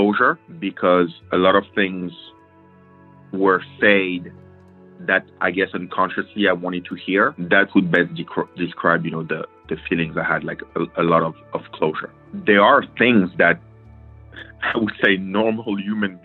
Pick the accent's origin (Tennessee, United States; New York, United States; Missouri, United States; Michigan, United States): New York, United States; I'm from New York.